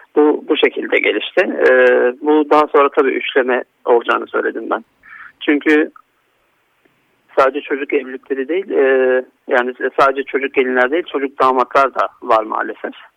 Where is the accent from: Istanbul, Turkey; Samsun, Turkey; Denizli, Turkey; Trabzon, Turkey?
Istanbul, Turkey; moved away as an adult; also born or lived in Antalya; Ben 1989 İstanbul doğumluyum. Ee, ilk ve orta eğitimimi İstanbul'da tamamladıktan sonra